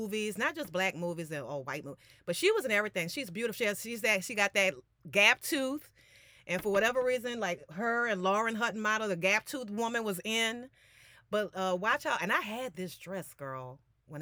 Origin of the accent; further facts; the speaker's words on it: New Orleans, Louisiana, United States; my hometown